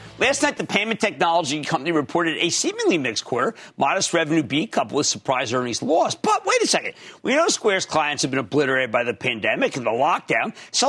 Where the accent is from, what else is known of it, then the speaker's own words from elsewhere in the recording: New Jersey, United States; I need to go to Tom in my home state of New Jersey.